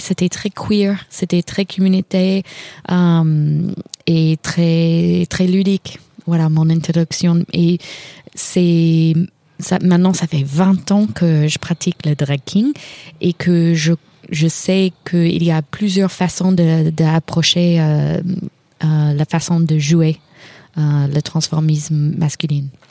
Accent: Kentucky, United States; French is a second language; moved away; je suis de Kentucky

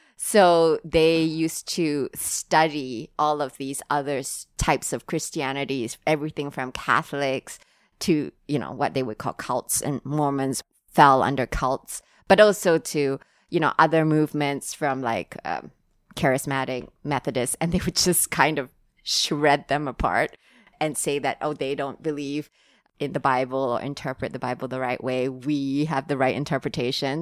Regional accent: Singapore; now in Hong Kong; I'm from Singapore.

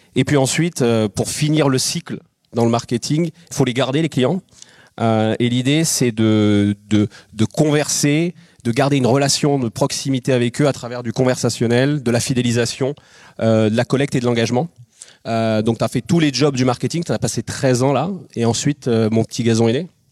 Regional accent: Biarritz, Nouvelle-Aquitaine, France; moi je suis de Biarritz

